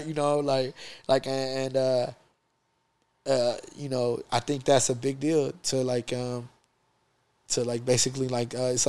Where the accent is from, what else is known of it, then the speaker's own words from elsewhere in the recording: United States; being American Boricuas from the States.